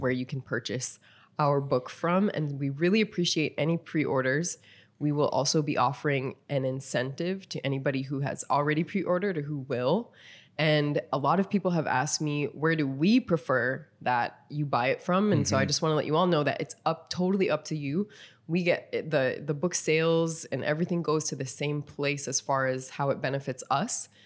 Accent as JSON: {"language": "English", "region": "North Dakota", "country": "United States", "tie": "born or raised there", "also_born_or_lived": "East Coast", "moved": "as an adult", "lives_now": "Arizona, United States", "said": "I was born and raised in North Dakota"}